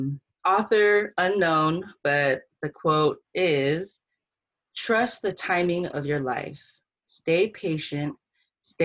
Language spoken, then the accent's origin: English; Bay Area, California, United States; I was born and raised in the Bay Area